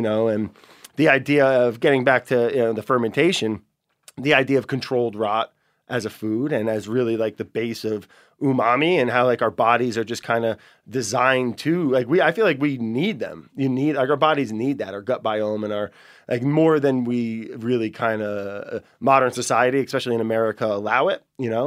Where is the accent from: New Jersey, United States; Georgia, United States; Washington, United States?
New Jersey, United States; northern; Where I grew up in northern New Jersey, ton of black bears